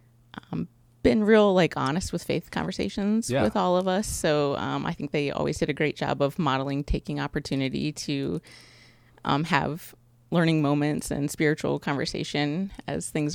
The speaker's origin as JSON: {"language": "English", "town": "Galion", "region": "Ohio", "country": "United States", "tie": "born or raised there", "said": "I was born in Galleon, raised in Galleon."}